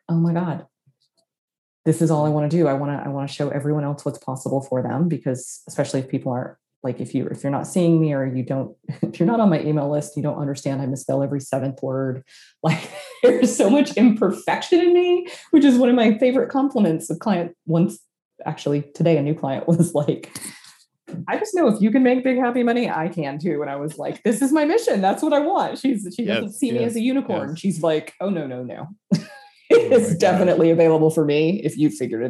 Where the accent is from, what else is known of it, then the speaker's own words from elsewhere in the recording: Austin, Texas, United States; Austin, Texas, my hometown